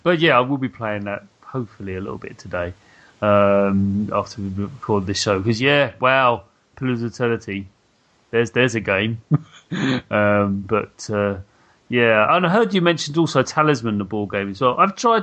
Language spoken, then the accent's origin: English; United Kingdom; I'm just being very British